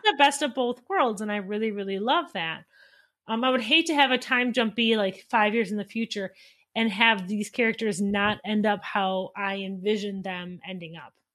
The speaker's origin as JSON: {"language": "English", "region": "Wisconsin", "country": "United States", "said": "I am from Wisconsin"}